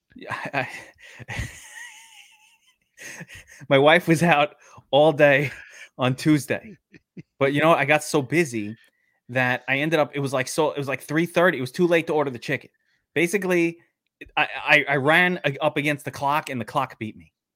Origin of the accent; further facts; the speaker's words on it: New York City, New York, United States; I'm from Mill Basin.